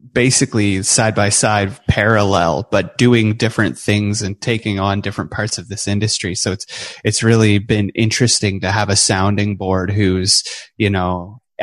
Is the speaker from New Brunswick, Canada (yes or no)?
yes; New Brunswick, Canada; born or raised there; also born or lived in British Columbia